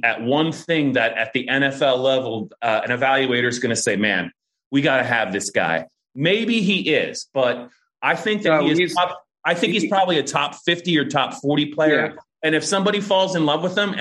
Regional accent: Lehigh Valley, Pennsylvania, United States; I grew up in the Lehigh Valley

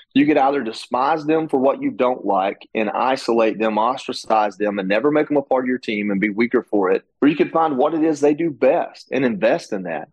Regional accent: Dalton, Georgia, United States; my hometown, which was amazing to see that many people come out in such a small town, Dalton, Georgia.

